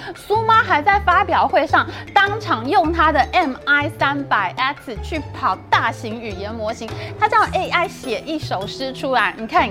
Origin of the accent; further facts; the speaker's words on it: Taiwan; 我们台湾这边